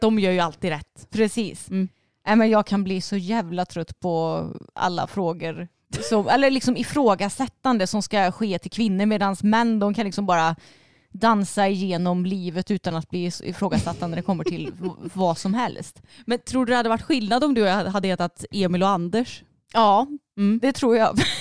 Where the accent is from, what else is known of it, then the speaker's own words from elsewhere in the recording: Vara, Västra Götaland, Sweden; du och jag vi är ju uppvuxna i Vara, alltså i samhället.